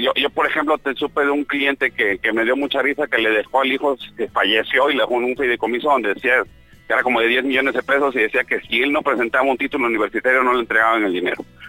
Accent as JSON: {"language": "Spanish", "country": "Mexico", "said": "esa mala educación que tenemos nosotros como mexicanos"}